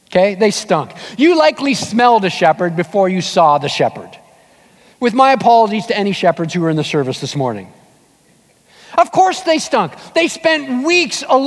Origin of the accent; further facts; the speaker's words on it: Southern Ontario, Canada; moved away; my wife and I headed back to Ontario, we're from Southern Ontario